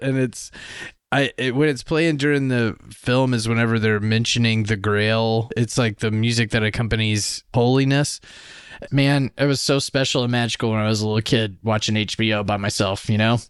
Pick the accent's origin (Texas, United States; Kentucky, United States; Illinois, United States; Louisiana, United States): Louisiana, United States; now in Canada; I'm also from Louisiana, where they speak French, too